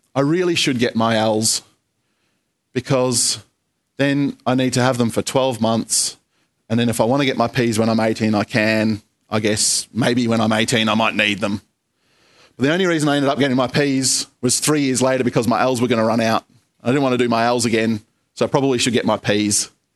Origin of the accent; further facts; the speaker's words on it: Australia; I think I'm an Australian citizen